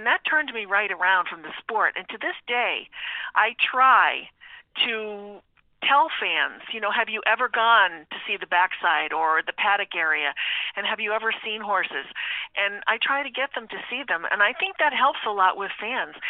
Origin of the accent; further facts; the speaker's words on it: Taylor, Pennsylvania, United States; I'm originally from the Scranton area, from Taylor, Pennsylvania, so I'm a local girl